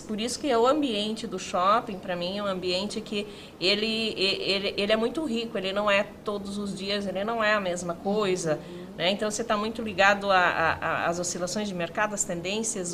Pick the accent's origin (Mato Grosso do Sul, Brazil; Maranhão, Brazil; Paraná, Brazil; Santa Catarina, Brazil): Santa Catarina, Brazil; Canoinhas; moved away as an adult; now in Joinville, Brazil; sou nascida em Canoinhas